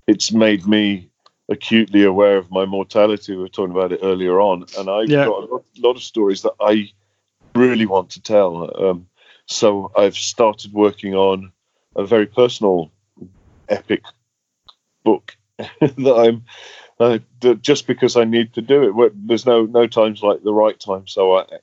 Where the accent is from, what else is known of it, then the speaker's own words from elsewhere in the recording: Derby, East Midlands, United Kingdom; in Derby Museum, my hometown